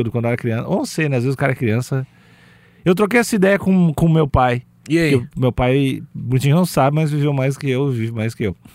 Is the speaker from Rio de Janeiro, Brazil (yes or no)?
yes; Rio de Janeiro, Brazil; eu sou do Rio